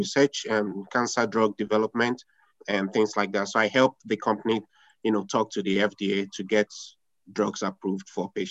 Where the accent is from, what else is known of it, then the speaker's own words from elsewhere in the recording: Nigeria; moved away as an adult; now in United States; originally from West Africa, Nigeria, to be precise. Came to the United States about 14 years to get my PhD.